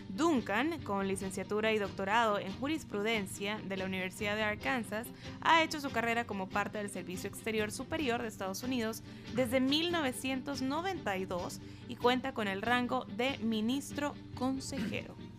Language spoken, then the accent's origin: Spanish; El Salvador